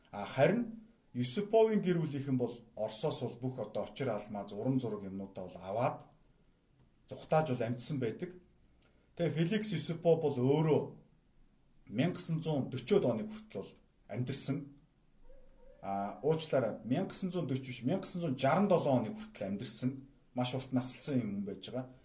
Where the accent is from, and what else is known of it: Mongolia